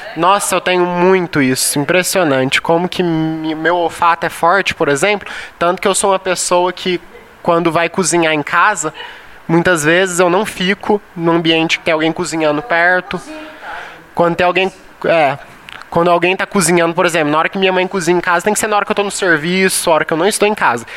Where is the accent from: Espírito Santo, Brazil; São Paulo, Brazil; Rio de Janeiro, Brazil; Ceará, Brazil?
São Paulo, Brazil; now in Goiás, Brazil; Não sou goiano, sou paulista